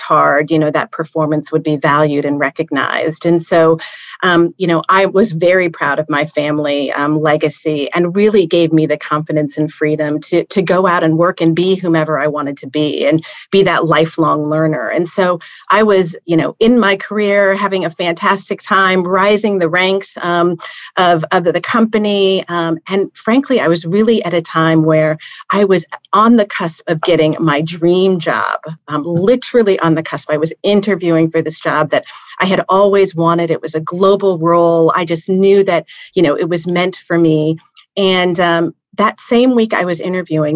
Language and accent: English; Indianapolis, Indiana, United States; also born or lived in Cincinnati, Ohio / Ankara, Turkey / Basel, Switzerland; spent my time in Indianapolis through kindergarten through 12th grade